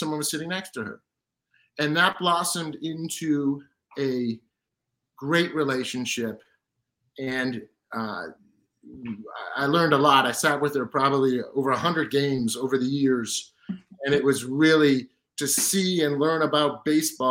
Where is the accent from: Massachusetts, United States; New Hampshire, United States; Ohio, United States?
Massachusetts, United States; right outside of Boston; having grown up right outside of Boston